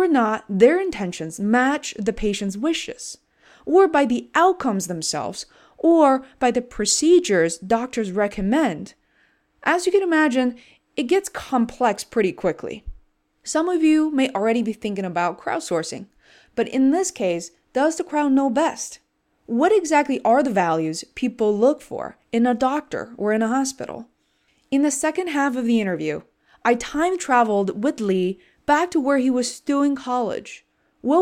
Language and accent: English; China; moved away; Growing up in China, many kids, such as myself, had an obsession towards the medical field